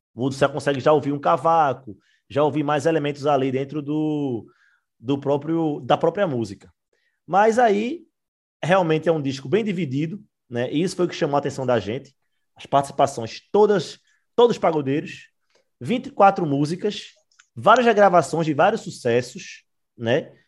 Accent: Recife, Pernambuco, Brazil; a gente é do Recife

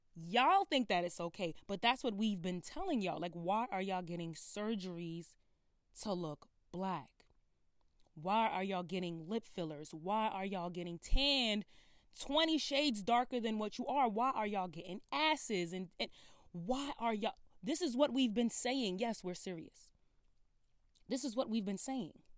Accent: Brooklyn, New York, United States; I'm from Brooklyn

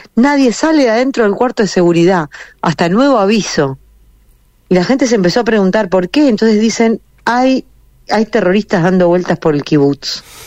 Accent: Uruguay; moved away as an adult; now in Israel; como yo me crié en Uruguay

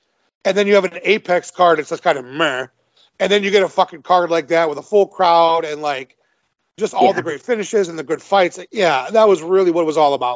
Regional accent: Michigan, United States; I'm from Michigan. I love Michigan. I'm a big pro Michigan guy

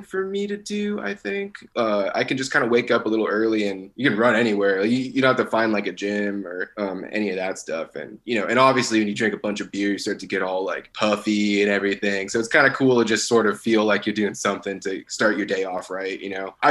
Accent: Torrance, California, United States; I grew up in Torrance

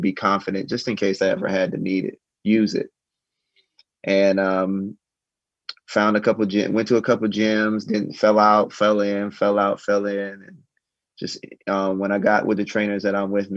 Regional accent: Columbia, South Carolina, United States; also born or lived in St. Matthews, South Carolina / Rock Hill, South Carolina; I grew up in Columbia, South Carolina. That's where I'm from

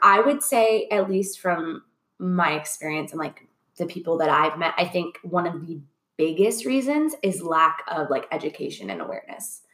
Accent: Orlando, Florida, United States; moved away as an adult; also born or lived in Los Angeles; now in Atlanta, United States; I'm from Orlando, oh, but oh, yeah, yeah. I worked in LA a lot as a kid, and even Orlando. Like I love Orlando, and that was my home for my whole life

